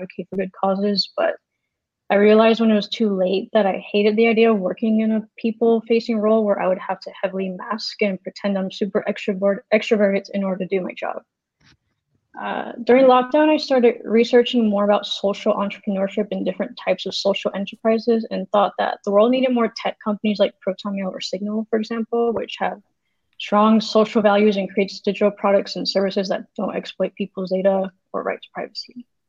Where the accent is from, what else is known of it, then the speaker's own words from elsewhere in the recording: Florida, United States; now in California, United States; I'm a software engineering student at Western Governors University. I grew up in Florida and currently live in California.